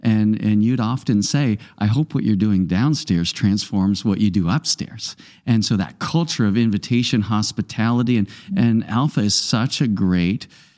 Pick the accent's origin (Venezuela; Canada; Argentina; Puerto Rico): Canada; I told her I was from Canada.